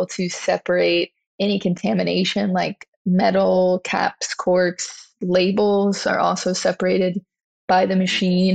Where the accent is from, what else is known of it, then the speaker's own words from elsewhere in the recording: Louisiana, United States; growing up in Louisiana